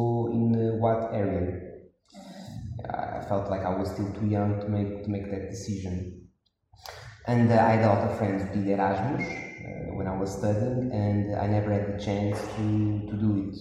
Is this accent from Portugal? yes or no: yes; Porto, Norte, Portugal; I was born and grew in Porto, in Portugal